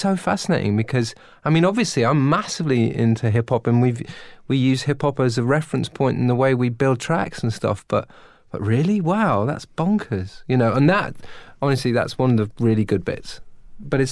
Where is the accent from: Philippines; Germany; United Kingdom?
United Kingdom; I'm British